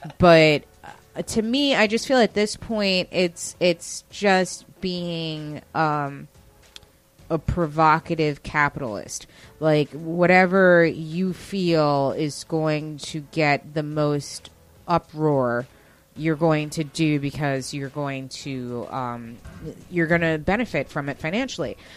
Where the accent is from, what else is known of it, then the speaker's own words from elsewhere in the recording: Westchester, New York, United States; I didn't grow up in the city. I grew up in Westchester